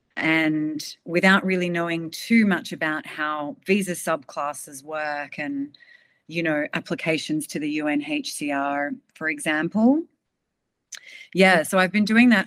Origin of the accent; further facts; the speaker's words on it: Sydney, New South Wales, Australia; I was born in Sydney. I've sort of lived here most of my life, actually.